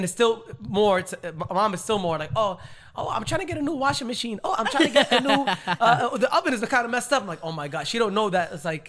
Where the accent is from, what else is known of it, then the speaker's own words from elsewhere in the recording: Yemen; moved away; where I came from Yemen, they're very like, very strict. It's very like, old school, you know, very old school. The weddings are separated, men, women.